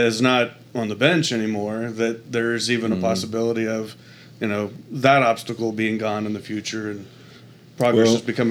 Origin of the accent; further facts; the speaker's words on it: Shawnee, Oklahoma, United States; we grew up in Shawnee.